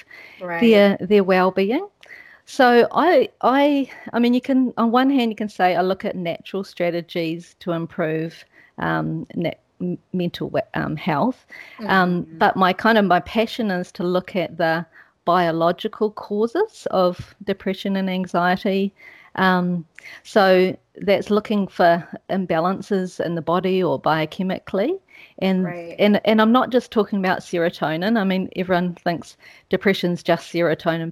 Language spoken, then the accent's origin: English; New Zealand; moved away as an adult; also born or lived in Switzerland; I'm a Kiwi